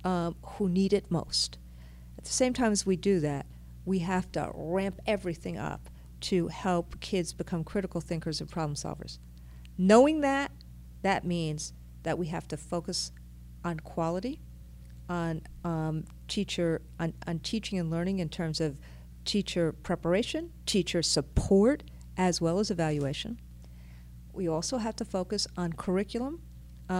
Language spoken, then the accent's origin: English; New York City, New York, United States; I am a New Yorker